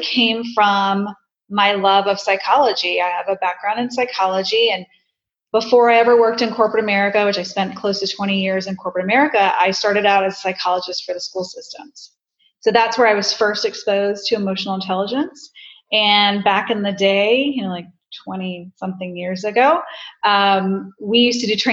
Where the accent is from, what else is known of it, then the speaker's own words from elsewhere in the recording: Tampa, Florida, United States; Home, Tampa